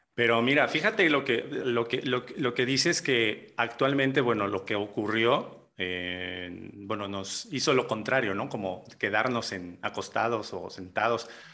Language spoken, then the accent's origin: Spanish; Jarocho, Veracruz, Mexico; somos jarochos y jarochos